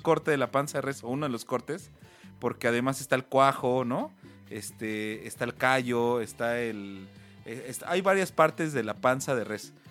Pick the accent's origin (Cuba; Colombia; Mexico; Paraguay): Mexico; los mexicanos somos